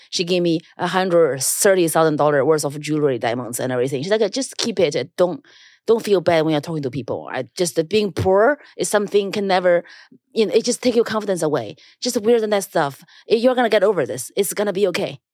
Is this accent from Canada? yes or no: no; China; now in New York, United States; I grew up in China, so I never feel ashamed of being Chinese